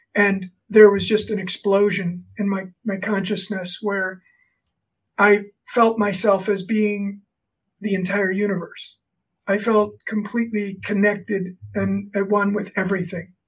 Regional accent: South Florida, United States; now in State College, United States; I grew up in Florida, South Florida

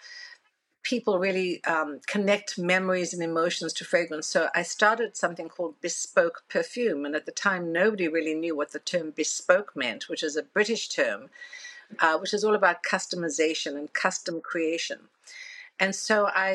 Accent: South Africa; moved away as an adult; now in New York, United States; told me growing up in South Africa

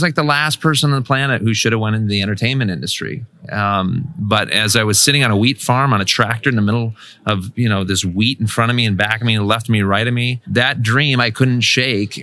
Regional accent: Kansas, United States; moved away as an adult; I'm from Kansas

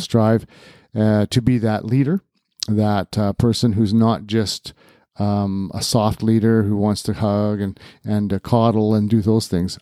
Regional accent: New Westminster, British Columbia, Canada; I was born in June of nineteen sixty-seven in New Westminster, B C

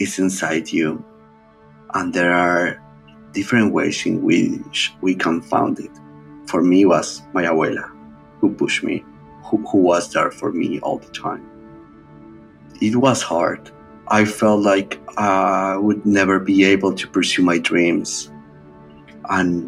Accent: Bogota, Bogotá Capital District, Colombia; moved away; I became the first male nurse in several hospitals across my hometown, Bogota, Colombia

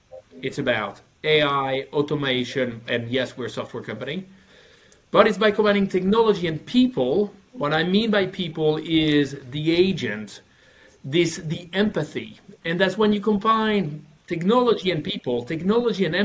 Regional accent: France; English is a second language; now in Stockholm, Sweden; I'm from France, working for a Norwegian company, living in Stockholm

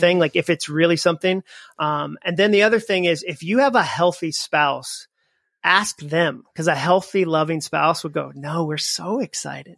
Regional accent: Massachusetts, United States; moved away as an adult; also born or lived in Alabama; now in Nashville, United States; I grew up in Massachusetts.

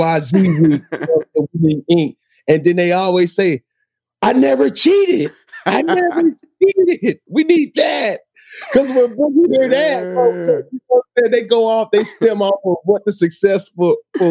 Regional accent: College Park, Georgia, United States; moved away as an adult; also born or lived in Riverdale, Georgia / Florida / Auburn, Alabama / Carolina; I'm from Atlanta, Georgia, College Park, Georgia.

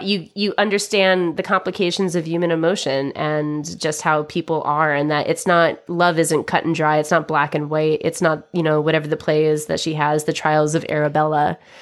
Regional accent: United States; I'm American

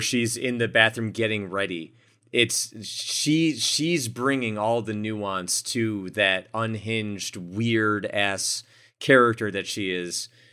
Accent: Buffalo, New York, United States; where I grew up in Buffalo, New York

